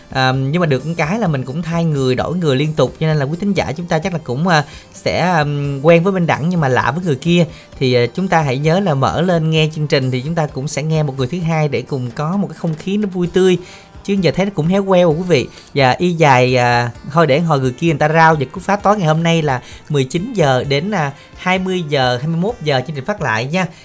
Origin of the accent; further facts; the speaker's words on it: Binh Dinh, Vietnam; accent: Binh Dinh; moved away; đến từ Bình Định